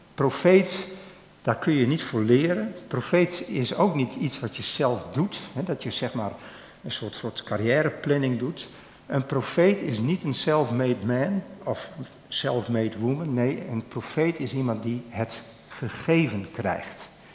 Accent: Drachten, Friesland, Netherlands; ik ben opgegroeid in Drachten

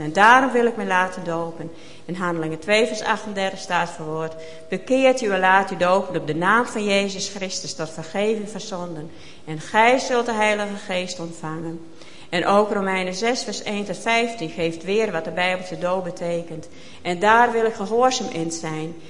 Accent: Maren, Netherlands; also born or lived in Boornbergum; Ik ben geboren in Maren

